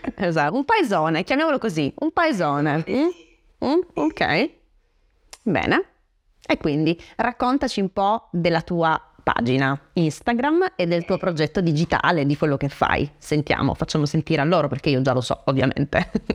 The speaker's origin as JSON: {"language": "Italian", "town": "Francavilla", "country": "Italy", "said": "venendo da un paesino, perché il mio paesino, Francavilla, non è un paesone, è un paesino"}